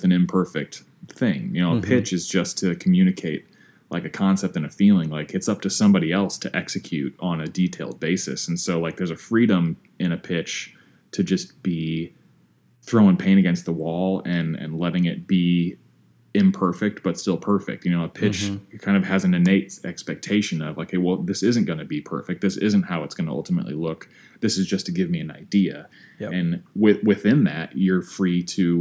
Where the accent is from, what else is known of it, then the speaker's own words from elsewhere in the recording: Midwest, United States; growing up in the Midwest